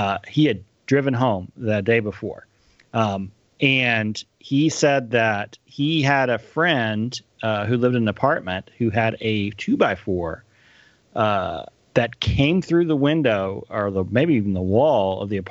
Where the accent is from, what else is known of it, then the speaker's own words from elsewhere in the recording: Wichita Falls, Texas, United States; We moved from West Texas up to Wichita Falls area in 1979 in the summer